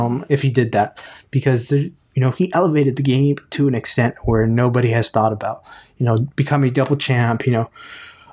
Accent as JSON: {"language": "English", "town": "Houston", "region": "Texas", "country": "United States", "tie": "born or raised there", "said": "I'm Houston"}